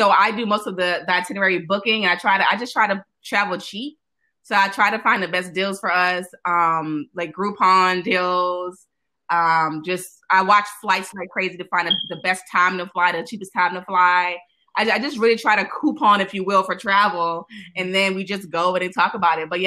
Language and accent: English; New Orleans, Louisiana, United States; moved away; also born or lived in China; So I'm from New Orleans originally